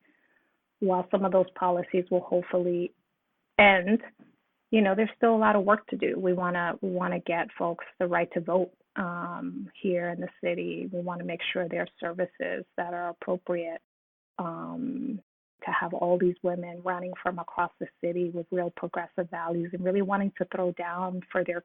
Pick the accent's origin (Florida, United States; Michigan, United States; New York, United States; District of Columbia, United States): New York, United States; New York City; I grew up in East New York, Brooklyn